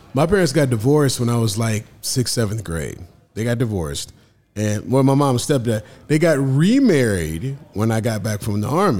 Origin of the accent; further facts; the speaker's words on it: Omaha, Nebraska, United States; my hometown, Omaha